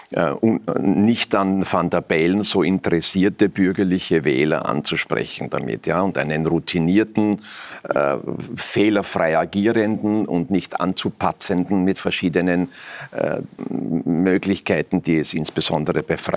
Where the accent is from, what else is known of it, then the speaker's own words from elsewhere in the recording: Germany; Ja, also jetzt, ich komme aus Deutschland und war eingeladen, schau mit uns zu.